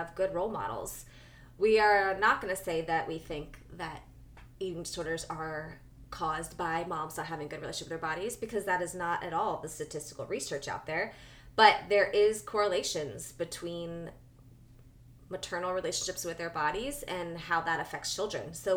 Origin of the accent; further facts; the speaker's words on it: New Jersey, United States; I'm from Jersey